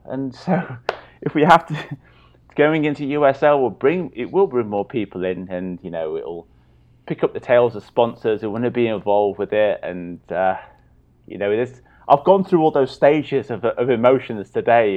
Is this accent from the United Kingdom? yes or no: yes; Swansea, Wales, United Kingdom; moved away; I'm a Swansea boy